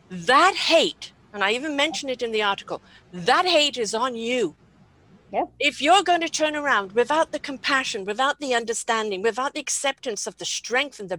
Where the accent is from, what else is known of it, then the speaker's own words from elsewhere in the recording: United Kingdom; I'm British